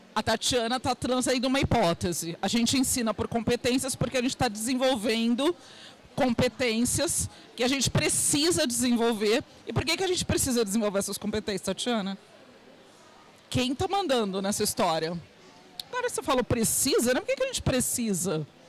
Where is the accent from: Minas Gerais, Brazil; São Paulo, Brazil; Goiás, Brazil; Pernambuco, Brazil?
São Paulo, Brazil; Santos; Eu sou de Santos, litoral, aqui de São Paulo